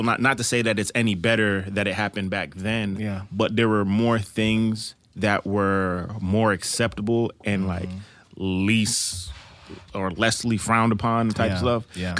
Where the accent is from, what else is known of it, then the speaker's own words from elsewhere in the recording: East Coast, United States; I'm from the East Coast